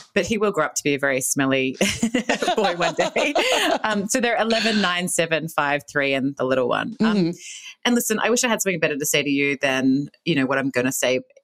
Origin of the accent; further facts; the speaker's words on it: Australia; I grew up in Australia. You can probably hear the accent